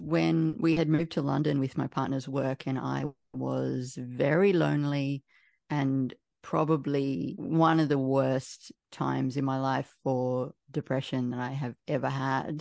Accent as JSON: {"language": "English", "town": "Canberra", "region": "Australian Capital Territory", "country": "Australia", "said": "I'm from Canberra"}